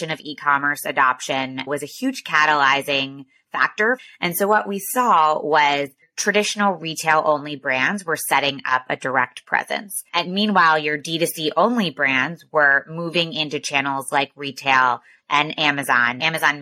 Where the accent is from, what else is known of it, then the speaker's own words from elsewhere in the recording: outside of Philadelphia, New Jersey, United States; I am from New Jersey, outside of Philadelphia, went to Georgetown undergrad